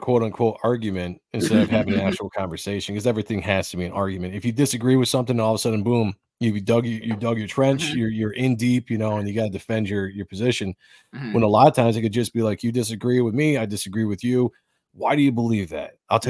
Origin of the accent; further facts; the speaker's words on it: United States; We fell for it as a people. As the American people, we absolutely fell for it.